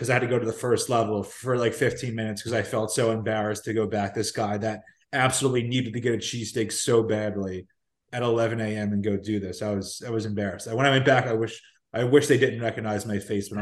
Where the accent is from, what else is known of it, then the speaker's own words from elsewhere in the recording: Philadelphia, Pennsylvania, United States; Growing up in South Philly